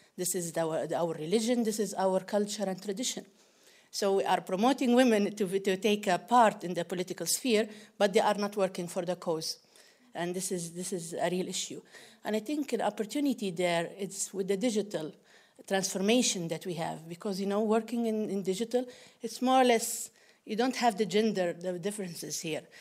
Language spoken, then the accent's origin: English; Libya; from Libya.